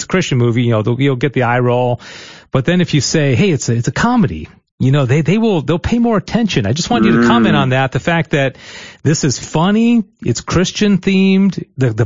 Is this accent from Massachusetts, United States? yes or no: no; Michigan, United States; now in Texas, United States; I'm from Michigan